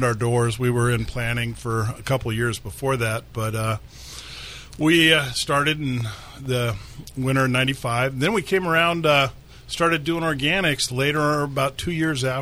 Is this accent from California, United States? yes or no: yes; Danville, California, United States; moved away as an adult; also born or lived in Germany; now in Humboldt, United States; I grew up in Danville, California